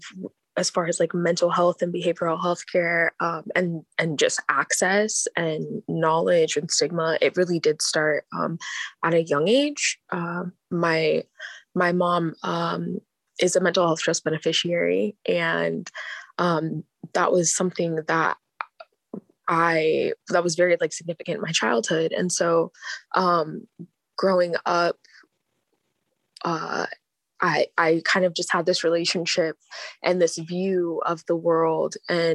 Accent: Anchorage, Alaska, United States; I'm born and raised here in Anchorage, Alaska

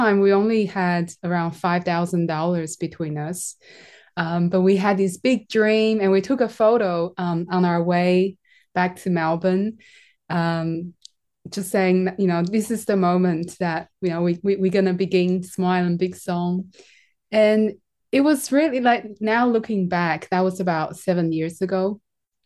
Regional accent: Taiwan; I'm from Taiwan.

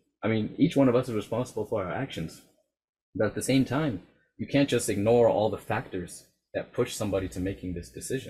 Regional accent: United States; Because yeah, I'm Muslim and I'm American.

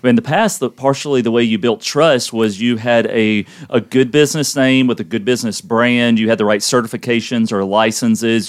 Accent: Louisiana, United States; we're from Louisiana

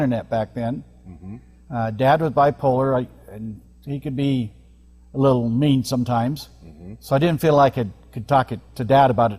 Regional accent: Olympia, Washington, United States; I was born in Olympia, Washington

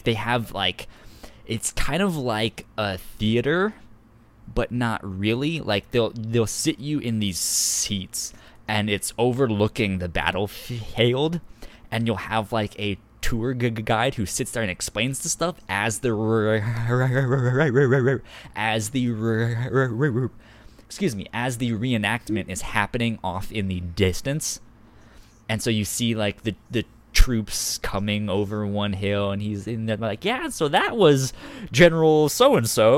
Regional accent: East Coast, United States; I'm adopted. I was born on the East Coast.

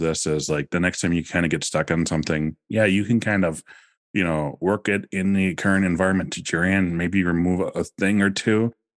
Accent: Wisconsin, United States; I'm like, you know, we're living in Wisconsin. They're like, oh yeah, so am I. And I'm like, oh, well, I'm from Okano.

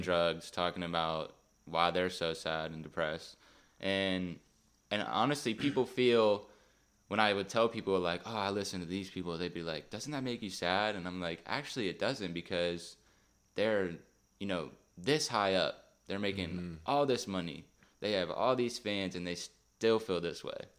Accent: Beaver Falls, Pennsylvania, United States; I'm from Beaver Falls, Pittsburgh area.

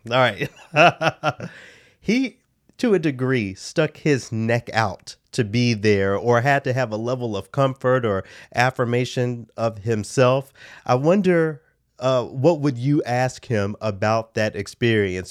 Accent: Memphis, Tennessee, United States; moved away; my hometown

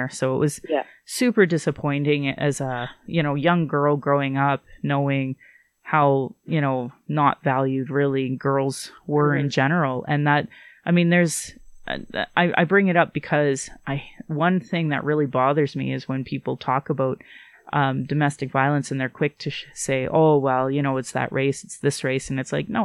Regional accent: Alberta, Canada; also born or lived in Calgary / Sylvan Lake / Fort McMurray / Yorkton; I was born here in Calgary, but I grew up all in Alberta

